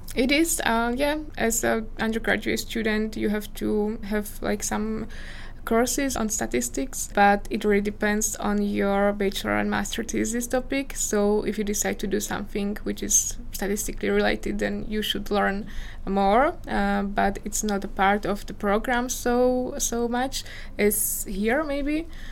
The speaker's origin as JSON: {"language": "English", "country": "Slovakia", "tie": "born or raised there", "also_born_or_lived": "Czech Republic", "second_language": "English", "moved": "as an adult", "said": "I was born in Slovakia and I grew up in Slovakia"}